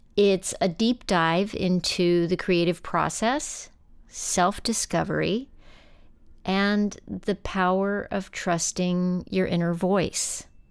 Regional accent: West Texas, United States; I grew up in West Texas

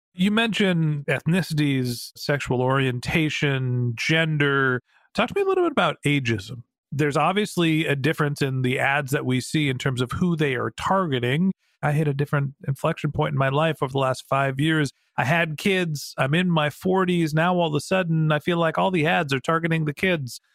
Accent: United States; White guy, middle aged, privileged, United States of America

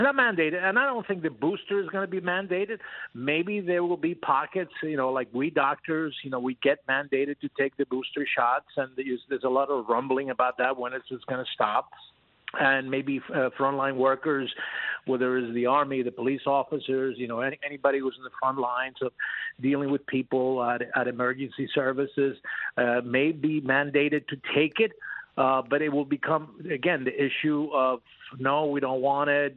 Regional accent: United States; we as American

